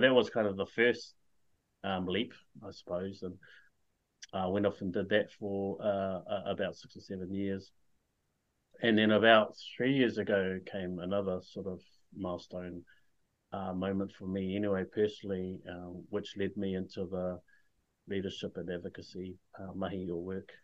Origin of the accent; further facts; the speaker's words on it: Whakatane, Bay of Plenty, New Zealand; now in Hamilton, New Zealand; I was born and raised in Whakatane, but I currently live in Hamilton with my wife and four kids